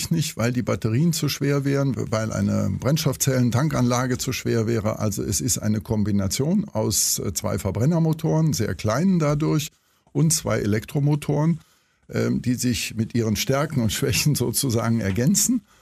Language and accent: German; Cologne, North Rhine-Westphalia, Germany; also ich bin auch Kölner, haben Sie daraus schon entnehmen können